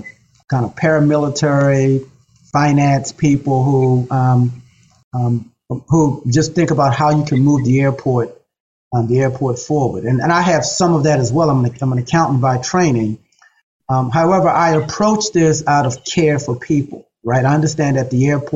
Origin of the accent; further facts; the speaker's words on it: Baltimore, Maryland, United States; Whitelock Street is a prominent street in Baltimore City, West Baltimore